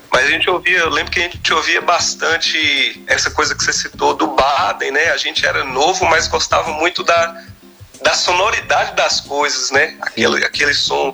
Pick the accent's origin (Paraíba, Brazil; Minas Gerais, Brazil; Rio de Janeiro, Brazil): Minas Gerais, Brazil; Almenara; moved away as an adult; now in Montes Claros, Brazil; eu sou nascido natural de Almenara, Almenara. lá no Baixo Vale do Jequitinhonha, mas sou residente em Montes Claros há muitos anos já